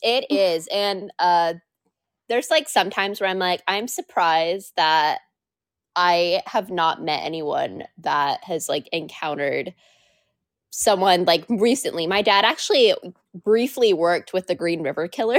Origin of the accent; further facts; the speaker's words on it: Washington, United States; I have been born and raised here, and I love exploring the state a lot